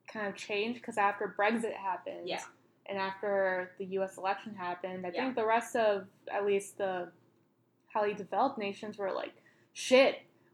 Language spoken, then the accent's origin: English; United States; as an American